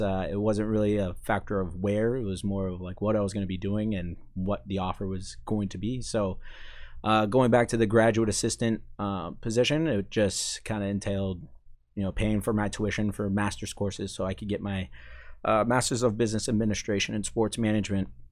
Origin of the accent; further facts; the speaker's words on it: Maine, United States; moved away as an adult; I'm from Maine